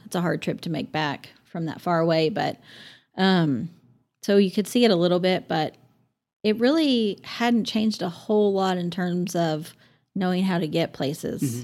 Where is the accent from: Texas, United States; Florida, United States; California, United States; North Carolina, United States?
Texas, United States; Amarillo; moved away as an adult; we grew up across the street from Paramount Park.